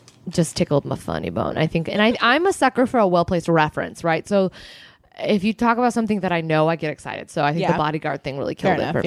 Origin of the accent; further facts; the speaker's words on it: United States; we're American